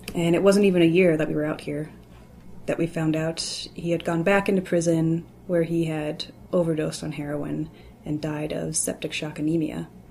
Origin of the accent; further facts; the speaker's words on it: Louisville, Kentucky, United States; I'm from Louisville, Kentucky